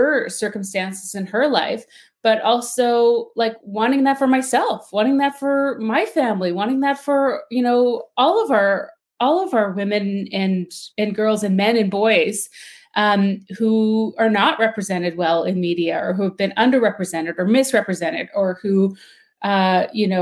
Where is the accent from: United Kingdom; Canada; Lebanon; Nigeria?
Canada; Saskatchewan; also born or lived in Beardy's and Okemasis First Nation; I am Cree from Saskatchewan. I was born and raised in my community from the Okanis First Nation in Treaty 4 territory